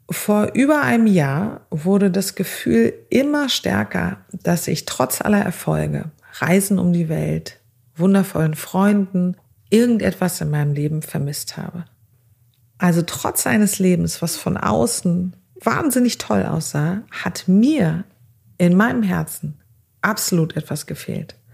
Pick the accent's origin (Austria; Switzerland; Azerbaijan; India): Azerbaijan; now in Germany; Ich bin 40 Jahre alt, armenischer Abstammung und ich wurde aber in Aserbaidschan geboren und bin dort in ganz, ganz einfachen Verhältnissen groß geworden.